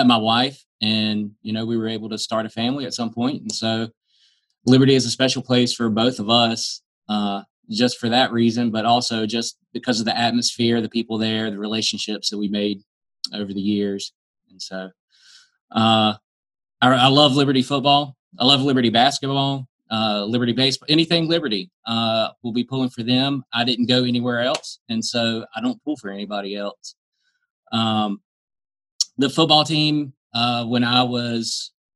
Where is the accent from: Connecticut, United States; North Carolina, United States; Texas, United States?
North Carolina, United States; different schools around me growing up in North Carolina